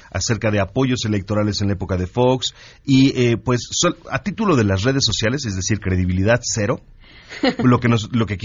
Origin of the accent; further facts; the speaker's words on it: Mexico; y lo digo, y lo digo como ciudadano mexicano